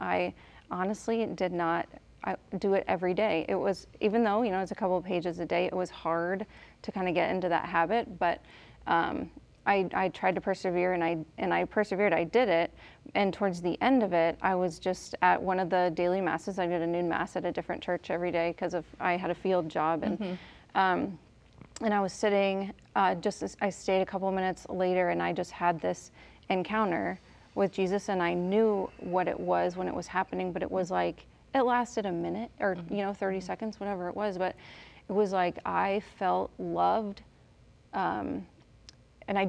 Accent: Kansas City, United States; moved away as an adult; now in Pittsburg, Kansas, United States; I grew up in Kansas City

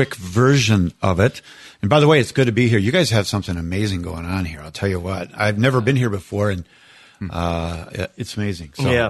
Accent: Minnesota, United States; moved away; also born or lived in Iowa / Steubenville, Ohio; I was born in Iowa, raised in Minnesota.

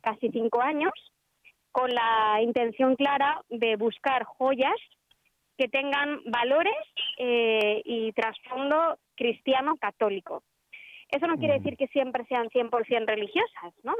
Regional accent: Bilbao, Basque Country, Spain; now in Madrid, Spain; yo nací en Bilbao, que es una ciudad del, ah. del, norte de España.

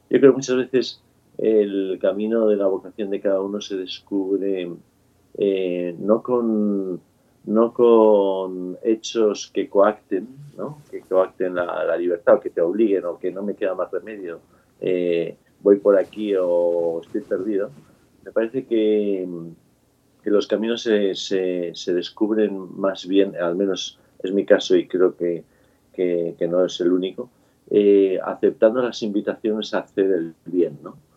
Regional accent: Valencia, Valencian Community, Spain; nací en Valencia, como decías, en la tierra de Paella, y mm, estudié en los colegios, en el Colegio Maristas, soy el séptimo de nueve hermanos

